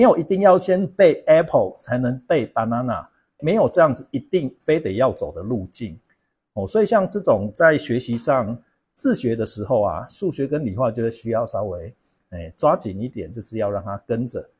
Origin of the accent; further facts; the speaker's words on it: Kaohsiung, Taiwan; 高雄南，南部的小孩